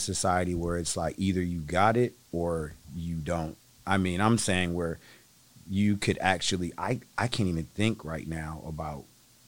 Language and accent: English; Flint, Michigan, United States; also born or lived in Berkeley, California; now in Seattle, United States; I moved here from the Bay Area, Berkeley, California, to be exact. Mm. But I'm from Flint, Michigan.